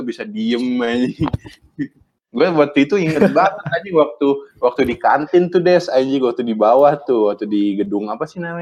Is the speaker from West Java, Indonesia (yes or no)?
yes; Bandung, West Java, Indonesia; padahal gue orang Bandung